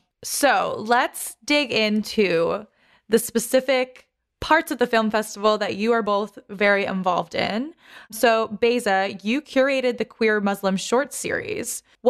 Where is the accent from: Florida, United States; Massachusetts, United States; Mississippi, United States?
Massachusetts, United States; Boston; I'm from Dorchester, born and raised